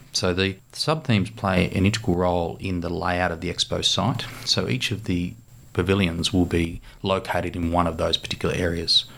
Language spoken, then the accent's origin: English; Australia